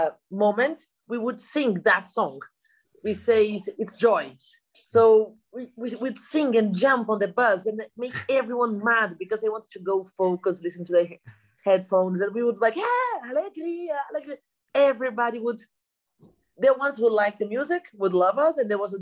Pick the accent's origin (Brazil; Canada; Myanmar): Brazil; We have more than 5,000 participants just in my hometown